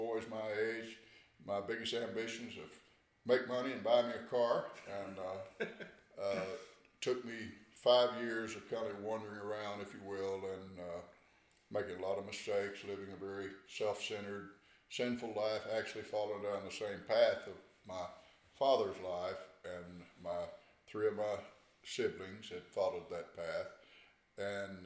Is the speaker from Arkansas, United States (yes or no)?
yes; Northeast Arkansas, United States; I grew up in Northeast Arkansas